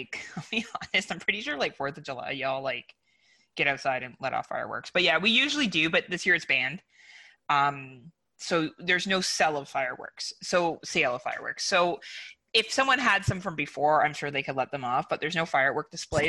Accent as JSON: {"language": "English", "town": "Burlington", "region": "Ontario", "country": "Canada", "said": "I'm from Burlington, Ontario."}